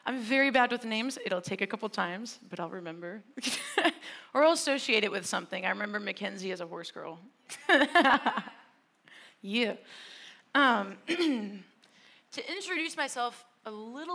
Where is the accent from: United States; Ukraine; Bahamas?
United States; Wisconsin; moved away; I was raised in Wisconsin